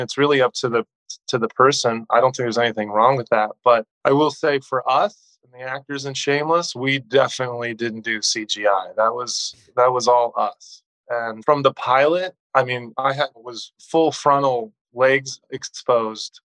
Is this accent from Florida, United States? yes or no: no; Southern California, United States; also born or lived in Texas / Phoenix / Colorado / Mexico; I grew up in Southern California m- most of my life